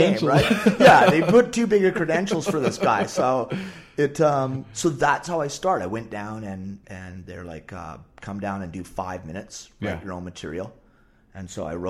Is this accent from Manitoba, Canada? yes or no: no; Parksville, British Columbia, Canada; also born or lived in Victoria, British Columbia / Los Angeles; now in Vancouver, Canada; I lived Victoria till like 10, then the parents got divorced. So I did a grade 6 to 12 stint up island in Parksville